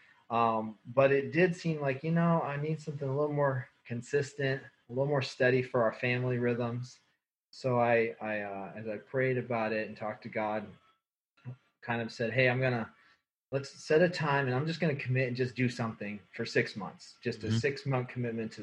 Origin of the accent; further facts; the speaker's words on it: United States; also born or lived in Northern Ohio / Colorado / Kansas City; now in Goshen, United States; I grew up in Northern Ohio and Colorado, my upbringing